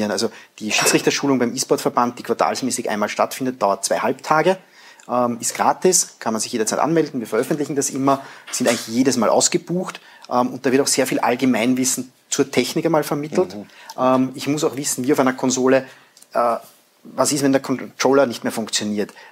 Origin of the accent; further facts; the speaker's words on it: Vienna, Austria; als, Wiener muss ich ja zugeben, ja, als Wiener, äh, meine Frau kommt aus Kautzen